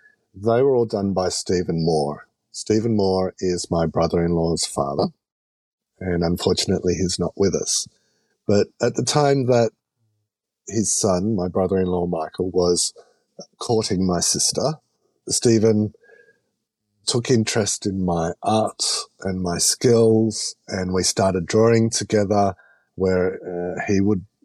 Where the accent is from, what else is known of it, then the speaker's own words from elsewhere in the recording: Australia; I'm Australian